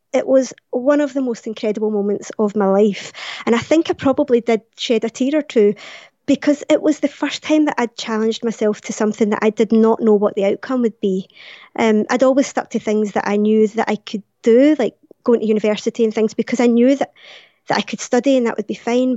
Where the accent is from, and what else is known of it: Glasgow, Scotland, United Kingdom; born or raised there